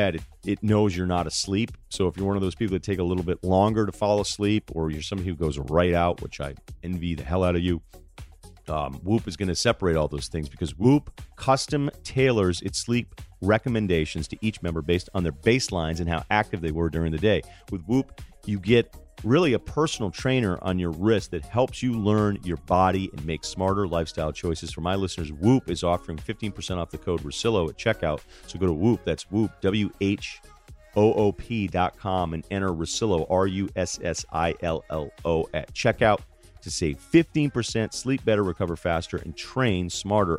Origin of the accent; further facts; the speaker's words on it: United States; as an American